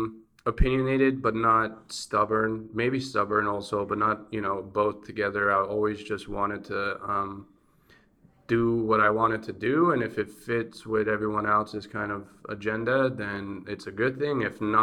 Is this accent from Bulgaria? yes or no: yes; Bulgaria; now in United States; growing up in Bulgaria, especially at a communist time or post-communist time, it's much different.